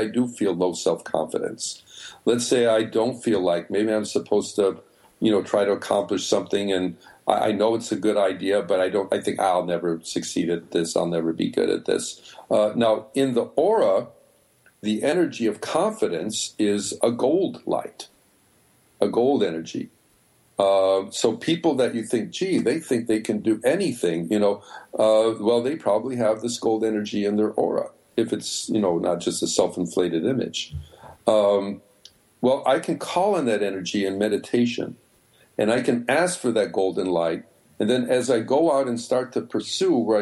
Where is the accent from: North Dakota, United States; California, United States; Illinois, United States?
Illinois, United States; Chicago; moved away; also born or lived in New York; I come from Chicago